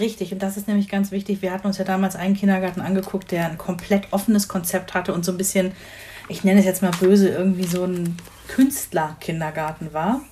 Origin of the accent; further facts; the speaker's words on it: Rhineland, Germany; moved away; meine Heimatgemeinde, also da, wo ich ursprünglich herkomme, ein beschauliches äh, Städtchen im Rheinland